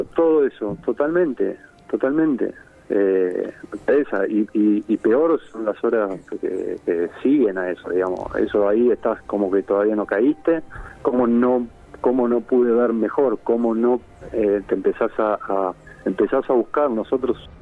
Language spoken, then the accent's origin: Spanish; Buenos Aires Province, Argentina; los bonaerenses